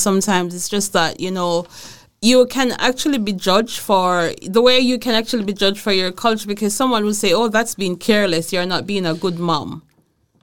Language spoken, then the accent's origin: English; Jamaica; moved away as an adult; also born or lived in Aarhus, Denmark / Herning, Denmark; now in Denmark; I'm from Jamaica